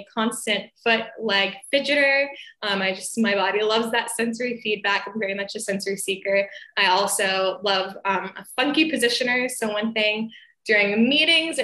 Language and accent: English; Atlanta, Georgia, United States; I am from Atlanta, Georgia, and I'm an occupational therapist